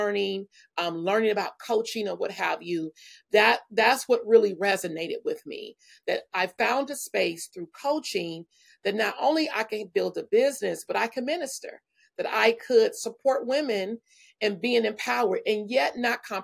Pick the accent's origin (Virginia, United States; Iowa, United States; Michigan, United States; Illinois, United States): Michigan, United States; Benton Harbor; moved away as an adult; now in California, United States; I'm from a small town, Benton Harbor, Michigan, and grew up in a beautiful family